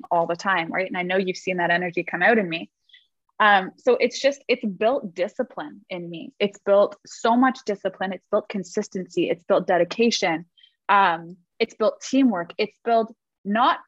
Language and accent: English; Toronto, Ontario, Canada; I grew up in Toronto, Canada.